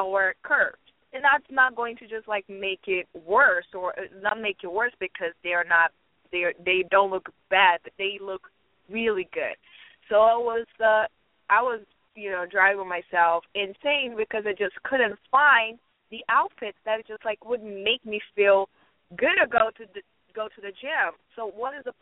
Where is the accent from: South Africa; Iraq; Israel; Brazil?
Brazil; moved away as an adult; I am from Brazil, right? I'm here, I would say, for 5 years.